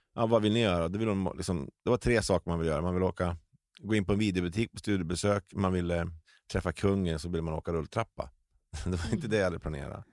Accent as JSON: {"language": "Swedish", "town": "Delsbo", "region": "Gävleborg County", "country": "Sweden", "tie": "born or raised there", "said": "jag är uppvuxen i Delsbo."}